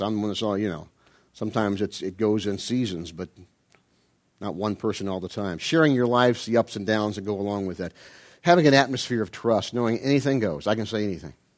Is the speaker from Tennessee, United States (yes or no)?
no; Ohio, United States; I'm from Ohio